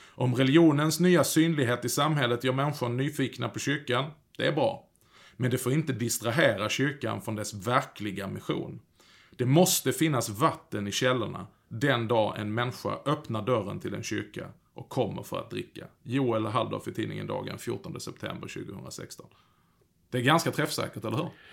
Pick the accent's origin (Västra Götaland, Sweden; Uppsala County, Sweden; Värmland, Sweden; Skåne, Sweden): Skåne, Sweden; Jag kommer ju från Skåne